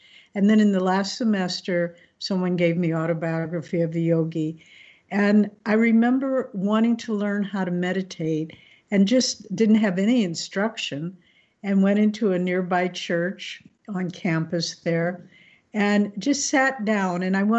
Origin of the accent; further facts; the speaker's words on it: St. Louis, Missouri, United States; moved away; I also grew up in the Midwest, born in St. Louis, Missouri